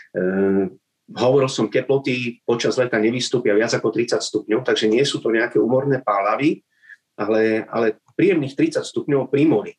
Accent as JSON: {"language": "Slovak", "country": "Slovakia", "also_born_or_lived": "Andalusia, Spain", "moved": "yes", "lives_now": "Spain"}